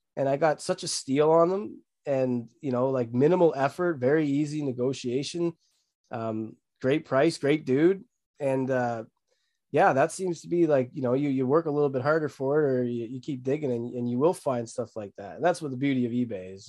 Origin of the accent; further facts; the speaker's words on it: Barrie, Ontario, Canada; I'm from Barrie, Ontario